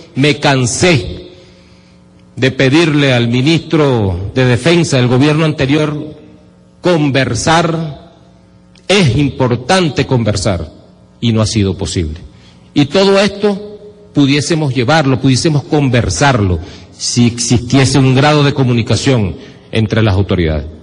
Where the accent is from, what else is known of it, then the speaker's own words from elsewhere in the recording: Venezuela; nuestra razón de ser como venezolanos